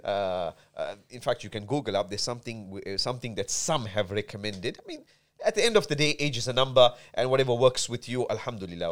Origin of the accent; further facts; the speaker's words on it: South Africa; moved away; also born or lived in Medina; I'm born and bred in South Africa